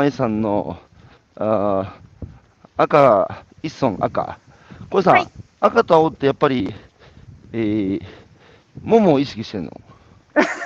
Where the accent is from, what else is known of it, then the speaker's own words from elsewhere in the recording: Hanamaki, Iwate, Japan; 岩手県の花巻ですけど東北でさ生まれ育って